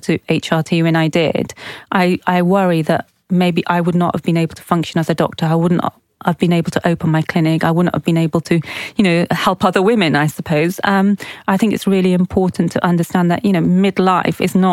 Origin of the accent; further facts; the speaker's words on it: Oxford, South East England, United Kingdom; we grew up in Oxford, but we're of Pakistani heritage